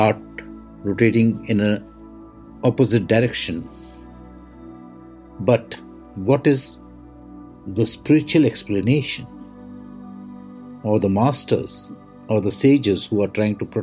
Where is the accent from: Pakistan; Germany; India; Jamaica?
India; I am the Indian monk